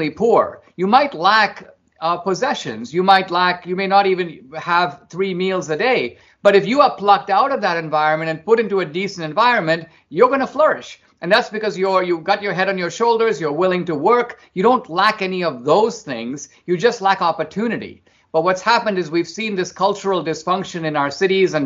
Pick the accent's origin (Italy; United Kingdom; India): India; now in United States; growing up in India, I grew up in a middle-class family